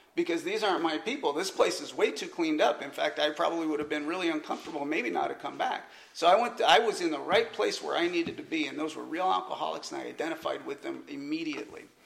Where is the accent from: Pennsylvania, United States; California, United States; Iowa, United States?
California, United States; moved away as an adult; also born or lived in Atlanta, Georgia; I was originally from California